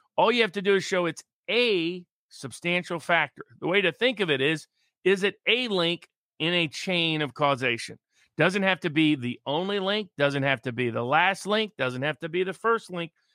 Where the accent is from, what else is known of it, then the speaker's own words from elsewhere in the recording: Tennessee, United States; moved away; my home state of Tennessee